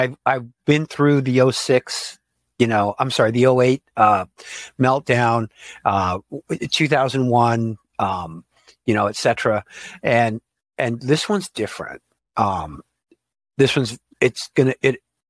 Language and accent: English; Silicon Valley, California, United States; also born or lived in Sunnyvale / San Francisco; I grew up in Silicon Valley before it was Silicon Valley.